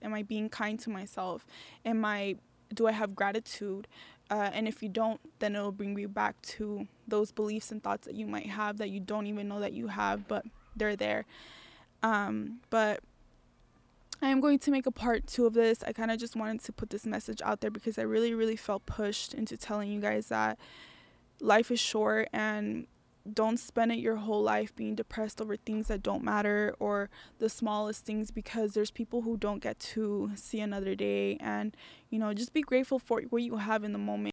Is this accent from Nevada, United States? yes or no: yes; Las Vegas, Nevada, United States; I'm from Vegas